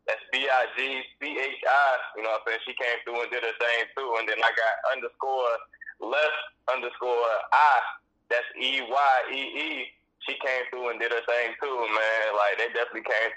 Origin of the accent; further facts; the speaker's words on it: Greensboro, North Carolina, United States; I'm from Carolina, man. High Point, Greensboro